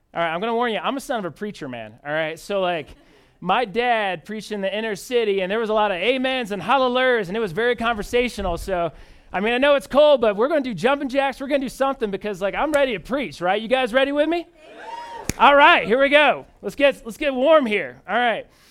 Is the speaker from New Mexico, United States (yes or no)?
no; Indianapolis, Indiana, United States; moved away as an adult; now in Denver, United States; I'm originally from Indianapolis, Indiana.